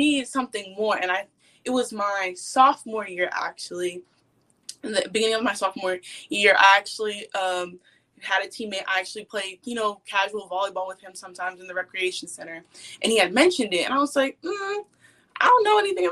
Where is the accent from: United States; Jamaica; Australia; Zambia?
United States; Austin, Texas; I grew up in Austin